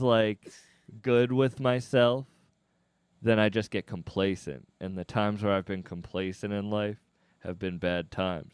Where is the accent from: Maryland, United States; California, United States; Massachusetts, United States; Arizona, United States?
Massachusetts, United States; Cape Cod; I'm from Cape Cod